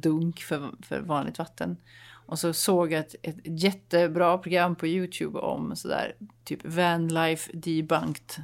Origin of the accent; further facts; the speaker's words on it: Dalsland, Västra Götaland, Sweden; moved away; jag åkte till min hembygd i Dalsland